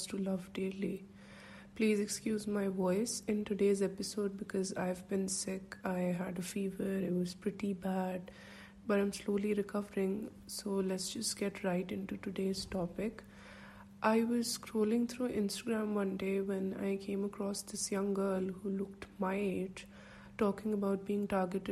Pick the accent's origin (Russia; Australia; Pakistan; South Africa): Pakistan; we have as Pakistanis